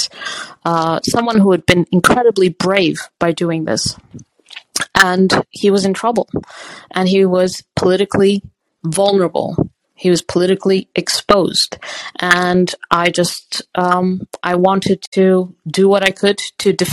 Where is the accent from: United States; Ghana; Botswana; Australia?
Botswana; moved away; also born or lived in Lesotho / South Africa; I grew up in Botswana and then in Lesotho. I was born in South Africa.